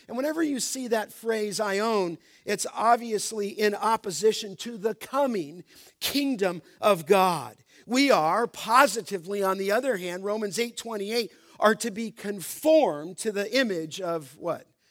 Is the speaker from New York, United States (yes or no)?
no; Los Angeles, California, United States; When I was a young boy growing up in Los Angeles